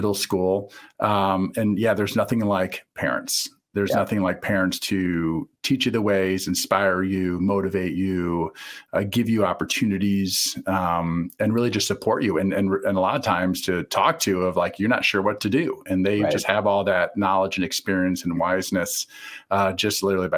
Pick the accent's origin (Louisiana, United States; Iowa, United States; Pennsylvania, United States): Iowa, United States; Eastern; I'm from Eastern Iowa, and there's a lot of similarities there in a lot of ways. And, you know, I grew up in a small town of 6,000 people.